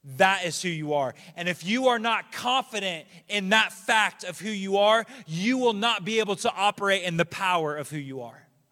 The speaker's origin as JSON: {"language": "English", "country": "United States", "said": "as an American"}